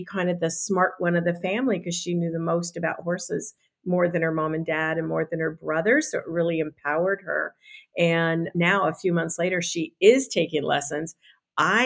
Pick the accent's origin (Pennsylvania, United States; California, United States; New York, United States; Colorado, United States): Colorado, United States; Boulder; I'm from Boulder, Colorado, which is 25 square miles surrounded by reality.